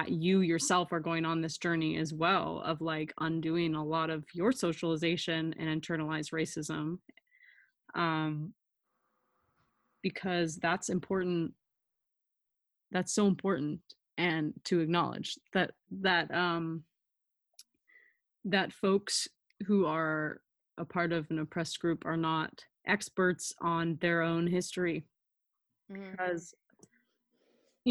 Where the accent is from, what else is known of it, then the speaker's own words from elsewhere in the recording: Northern California, United States; moved away; I was raised in NorCal